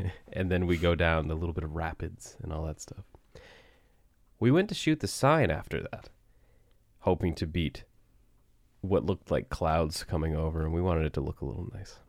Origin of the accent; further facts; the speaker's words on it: Barrington, Nova Scotia, Canada; we're actually specifically in Riverhead, which is, uh, literally where I grew up